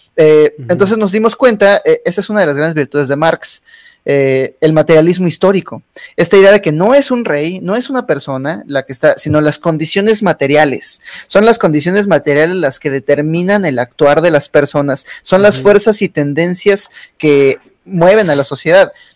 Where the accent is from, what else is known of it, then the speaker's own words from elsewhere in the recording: Mexico; como mexicanos